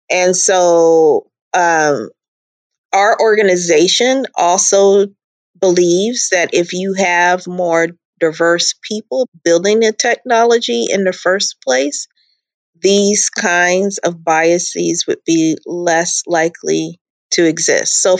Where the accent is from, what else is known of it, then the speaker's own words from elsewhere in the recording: Charleston, South Carolina, United States; also born or lived in Nigeria / Minnesota; Carolina Charleston area, but then I lived in Nigeria and Minnesota, and so I I just have a version of my accent is is unusual, I guess